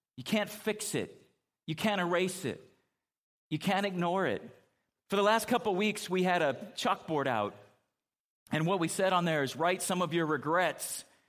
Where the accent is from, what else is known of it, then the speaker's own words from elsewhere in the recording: California, United States; moved away; growing up in California